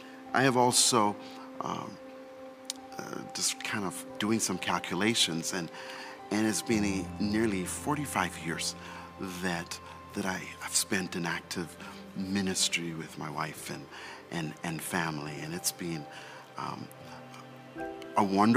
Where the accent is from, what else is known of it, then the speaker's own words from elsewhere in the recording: Canada; also born or lived in England / Jamaica; now in United States; in America, they say I don't sound like I'm from here. But when I grew up in Canada, they say I didn't sound like I was from there. Now when I go home to England, they say I don't sound like I'm from there. Let's not even talk about Jamaica.